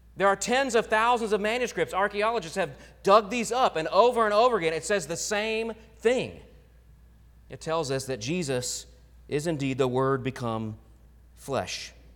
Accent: Oklahoma, United States; moved away; growing up in Oklahoma

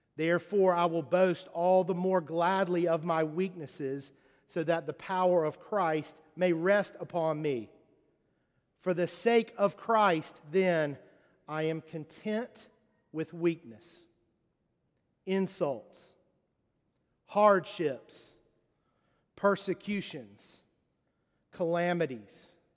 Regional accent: Charleston, South Carolina, United States; moved away; also born or lived in Mississippi; Growing up in Charleston, um, I, uh, I, I played football.

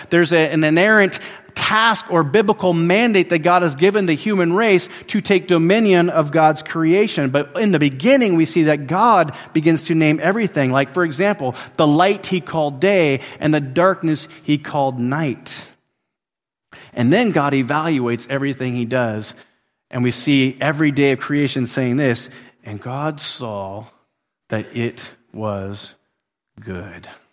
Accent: Willow, Alaska, United States; moved away; where I grew up in Willow, Alaska

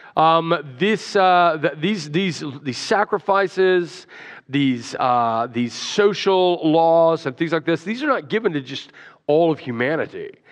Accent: Alabama, United States; I grew up in Alabama

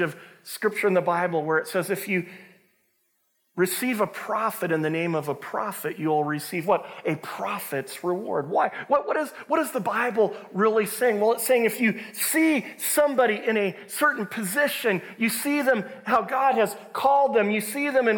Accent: Longview, Washington, United States; I grew up in Longview, Washington

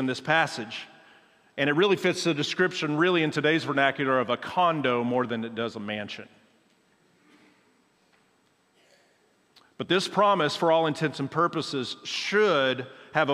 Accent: Oklahoma, United States; I'm from Oklahoma

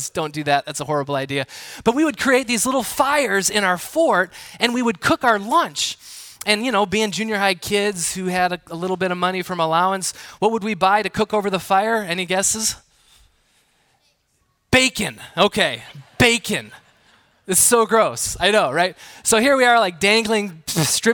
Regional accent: Milwaukee, Wisconsin, United States; Growing up in southeastern Wisconsin, the Milwaukee area

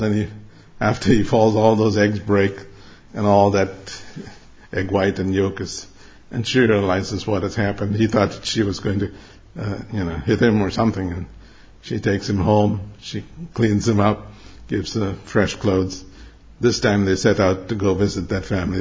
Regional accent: Mumbai, Maharashtra, India; moved away; I grew up in Bombay. It used to be called Bombay, now it's called Mumbai.

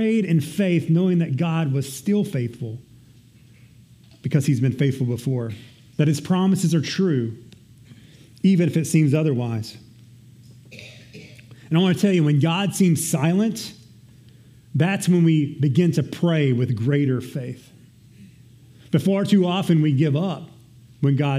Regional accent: Texas, United States; I'm Texan

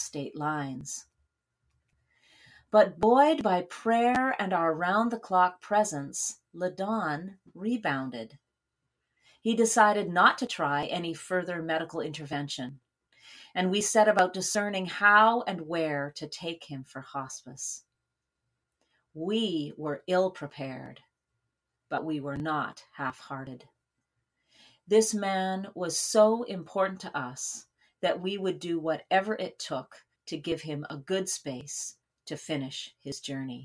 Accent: Saskatoon, Saskatchewan, Canada; moved away; my hometown of Saskatoon, Saskatchewan

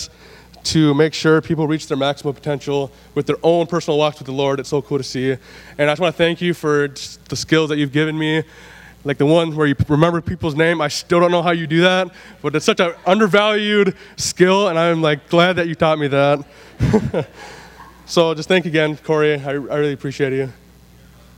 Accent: Willmar, Minnesota, United States; also born or lived in Sauk Centre, Minnesota; I grew up in Wilmer, Minnesota

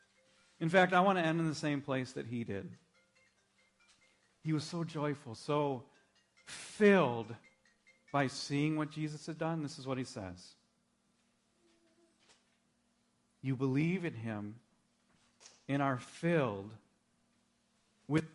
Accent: Minnesota, United States; I grew up in Minnesota.

